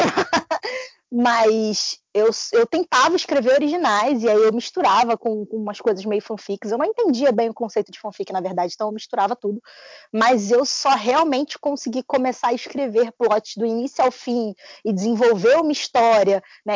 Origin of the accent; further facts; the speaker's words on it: Rio de Janeiro, Brazil; sou carioca e falo igual um traficante